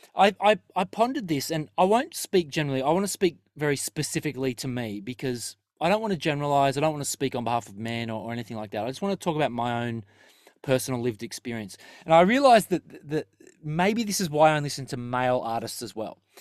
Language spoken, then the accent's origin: English; Terrigal, New South Wales, Australia; where we grew up in Terrigal, there was always five Thai restaurants down the strip.